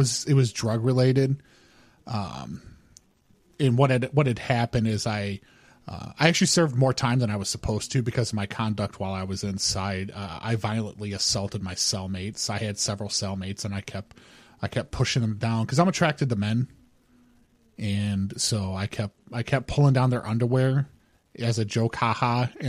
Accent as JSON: {"language": "English", "region": "California", "country": "United States", "said": "I'm from California, and I just got here about a week and a half ago."}